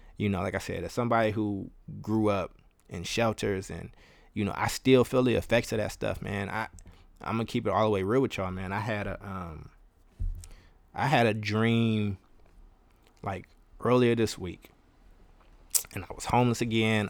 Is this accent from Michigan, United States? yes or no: no; Kentucky, United States; also born or lived in Chicago, Illinois; now in Oakland, United States; I lived a long time in, in Kentucky